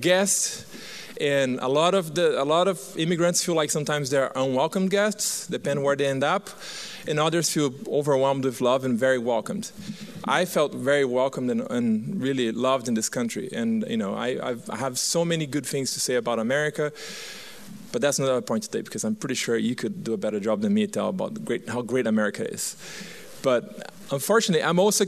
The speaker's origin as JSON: {"language": "English", "country": "Brazil", "tie": "born or raised there", "also_born_or_lived": "Turkey / Paraguay", "moved": "as an adult", "lives_now": "Arizona, United States", "said": "I was born and raised in Brazil"}